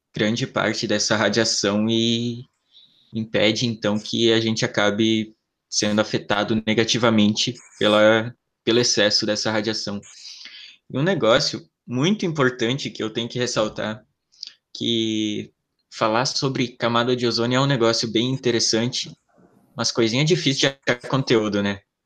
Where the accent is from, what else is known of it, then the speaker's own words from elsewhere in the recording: Santa Catarina, Brazil; eu sou de Santa Catarina